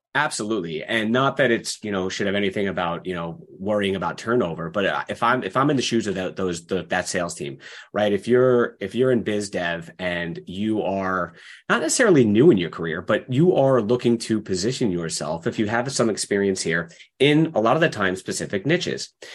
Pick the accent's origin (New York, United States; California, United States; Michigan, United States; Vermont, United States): New York, United States; Long Island; moved away as an adult; now in Seattle, United States; I grew up in New York on Long Island